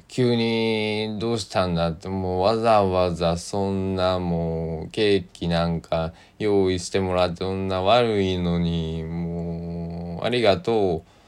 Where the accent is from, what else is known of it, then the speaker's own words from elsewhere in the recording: Tosa, Kochi, Japan; accent: Tosa dialect; also born or lived in Kagawa; 僕は土佐の高知の男